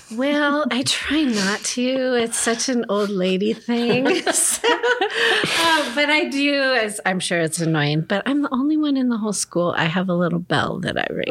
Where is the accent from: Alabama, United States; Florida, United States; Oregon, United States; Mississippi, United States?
Oregon, United States; Gresham; also born or lived in Chicago; I grew up in Gresham